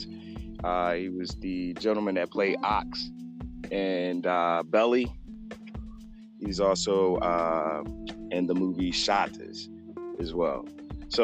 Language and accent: English; Tallahassee, Florida, United States; growing up in Tally